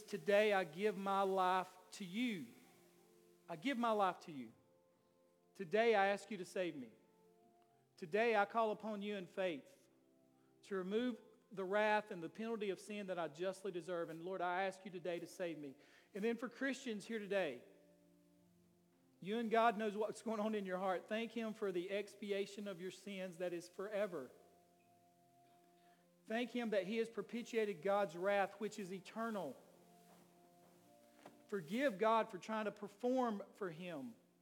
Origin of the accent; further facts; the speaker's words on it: Taylorsville, North Carolina, United States; I'm from Shook Lane in Taylorsville